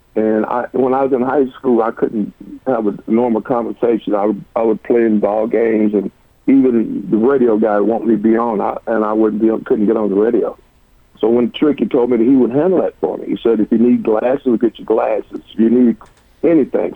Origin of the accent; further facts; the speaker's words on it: Cleveland, Tennessee, United States; moved away as an adult; now in Oklahoma, United States; I was born and raised in Cleveland, Tennessee